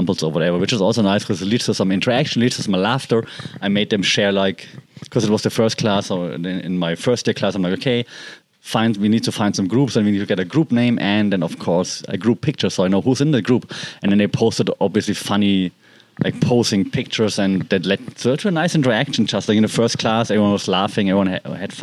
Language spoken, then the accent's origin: English; Germany; English is a second language; moved away as an adult; I'm not a native speaker, right? I'm from Germany, but I mean, I've been living and working in English-speaking countries